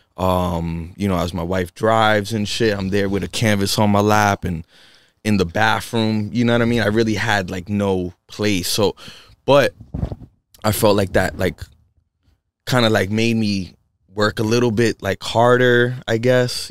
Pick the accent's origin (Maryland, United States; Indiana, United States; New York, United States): New York, United States; New York City; moved away as an adult; now in Western Massachusetts, United States; I come from the Bronx and, you know, I come from a from, like, a small, uh, studio apartment and shit with my family, and we were there for, for years and years and years